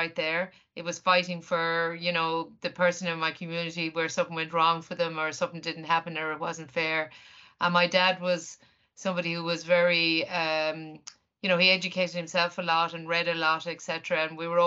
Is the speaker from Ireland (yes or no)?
yes; Ireland